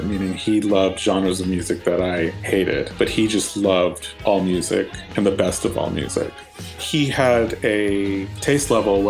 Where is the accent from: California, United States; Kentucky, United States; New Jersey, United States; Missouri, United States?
California, United States; Southern; moved away as an adult; also born or lived in Seattle; I grew up in Southern California